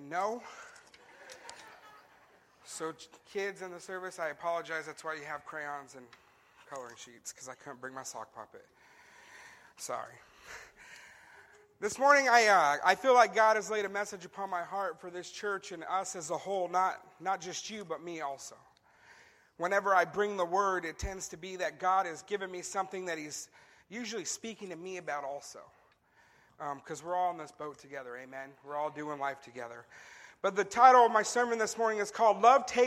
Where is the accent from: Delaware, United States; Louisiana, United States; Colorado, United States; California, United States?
California, United States; growing up in California